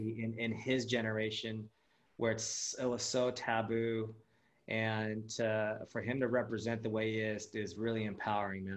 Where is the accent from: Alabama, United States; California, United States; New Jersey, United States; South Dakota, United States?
California, United States; Los Angeles; first language Japanese; also born or lived in Japan; growing up in LA, being uh, being Asian American is like the norm